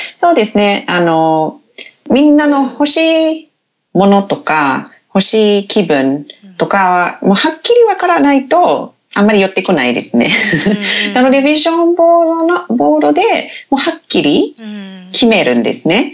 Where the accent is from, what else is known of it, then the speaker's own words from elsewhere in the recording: Te Anau, Southland, New Zealand; Japanese is a second language; moved away as an adult; now in Japan; 私のふるさとっていう町はテアナウっていう町なんですけど